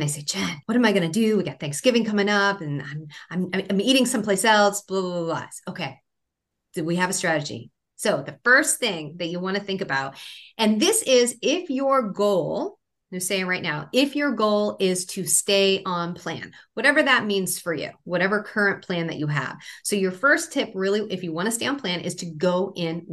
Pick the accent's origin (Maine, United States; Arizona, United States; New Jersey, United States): Maine, United States; I grew up in Maine